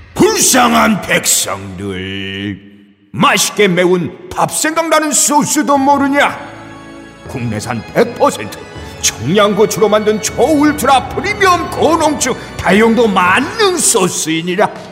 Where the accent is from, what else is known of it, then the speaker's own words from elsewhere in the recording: near Eonyang, Gyeongsang, South Korea; 그래도 제 고향이랑 가까운 곳이니까